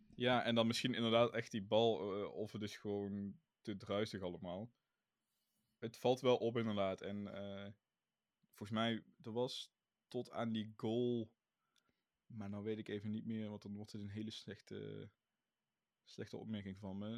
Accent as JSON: {"language": "Dutch", "country": "Netherlands", "said": "als Nederlanders"}